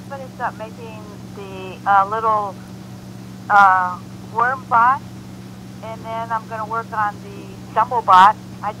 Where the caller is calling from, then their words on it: Los Angeles, California, United States; I'm calling from Los Angeles, California.